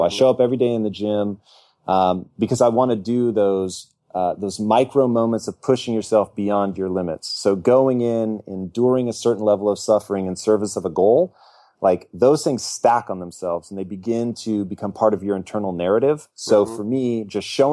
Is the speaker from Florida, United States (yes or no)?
no; Tacoma, Washington, United States; moved away as an adult; now in Los Angeles, United States; I was born and raised in Tacoma, Washington, but I moved down here to L.A. when I was 18 and have never returned.